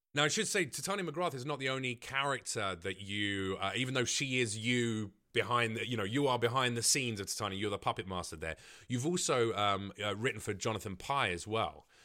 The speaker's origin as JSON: {"language": "English", "region": "London", "country": "United Kingdom", "tie": "born or raised there", "said": "growing up in East London"}